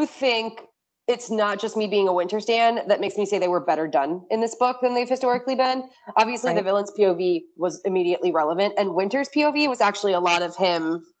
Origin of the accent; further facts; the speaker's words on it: New Jersey, United States; I'm from New Jersey